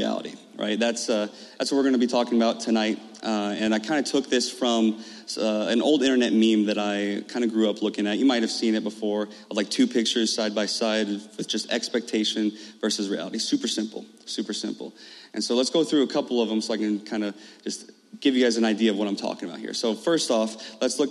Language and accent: English; Carlinville, Illinois, United States; I'm from Carlinville. I'm from Carlinville